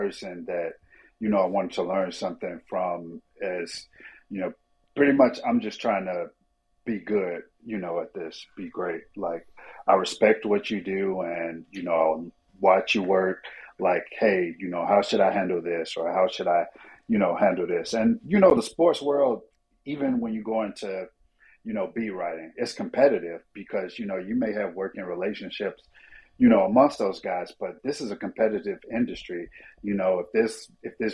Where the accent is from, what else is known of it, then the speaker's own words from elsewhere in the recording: Chicago, Illinois, United States; I'm a kid from Chicago